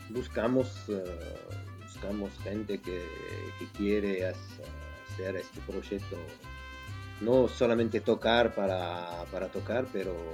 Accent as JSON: {"language": "Spanish", "country": "France", "second_language": "Spanish", "said": "soy francés."}